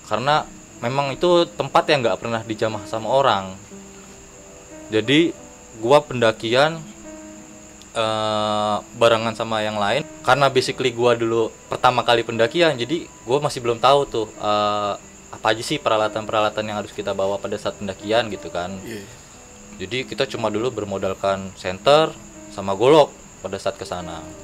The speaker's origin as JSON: {"language": "Indonesian", "town": "Bogor", "region": "West Java", "country": "Indonesia", "lives_now": "Jakarta, Indonesia", "said": "Gue dari Bogor Nih datang ke Jakarta karena ada undangan dari Lentera Maram"}